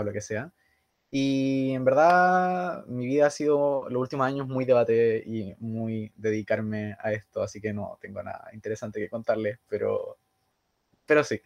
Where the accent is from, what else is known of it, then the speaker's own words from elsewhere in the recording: Santiago, Santiago Metropolitan Region, Chile; Yo soy de Santiago